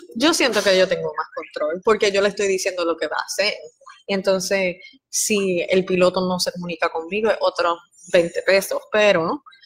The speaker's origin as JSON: {"language": "Spanish", "country": "Puerto Rico", "tie": "born or raised there", "also_born_or_lived": "Guatemala", "said": "yo no nací en Puerto Rico, nací en Guatemala, pero me crié en Puerto Rico"}